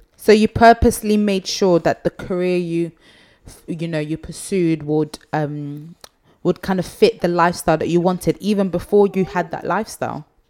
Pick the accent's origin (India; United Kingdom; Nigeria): Nigeria; I'm Nigerian and you know in Nigeria you kind of raise your family